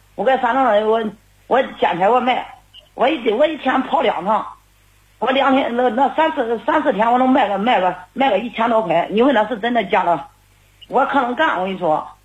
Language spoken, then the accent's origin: Chinese; Xinyang, Henan, China; moved away as an adult; now in Nanyang, China; 我是信阳的